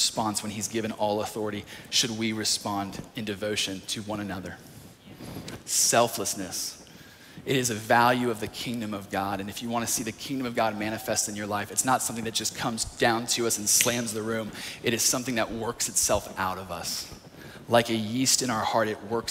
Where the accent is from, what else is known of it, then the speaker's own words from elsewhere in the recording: North Carolina, United States; moved away; I was in a youth group back in my hometown of North Carolina